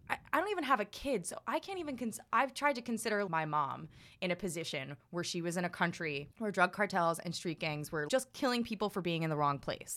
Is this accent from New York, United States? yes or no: yes; New York City, New York, United States; as a New Yorker